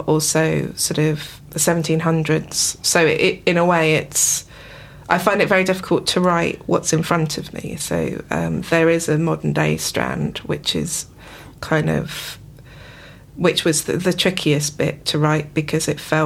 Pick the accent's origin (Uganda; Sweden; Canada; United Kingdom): United Kingdom; Isle of Wight, South East England; growing up on the Isle of Wight